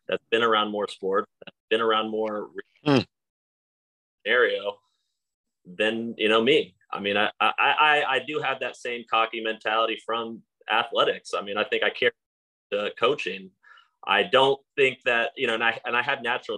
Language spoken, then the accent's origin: English; Texas, United States; moved away as an adult; also born or lived in Stony Brook, New York; now in Florida, United States; I came to Stony Brook from Texas